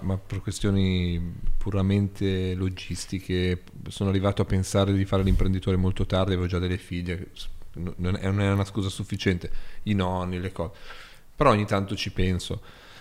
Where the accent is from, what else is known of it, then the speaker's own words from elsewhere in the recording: Borgosesia, Piedmont, Italy; sono nato a Borgo Sese